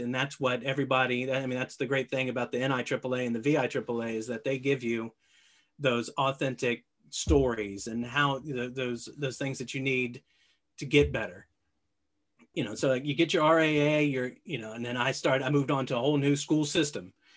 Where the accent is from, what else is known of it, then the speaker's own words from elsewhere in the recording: Alexandria, Virginia, United States; I grew up in Alexandria, Virginia, about, uh, about four miles from where I work today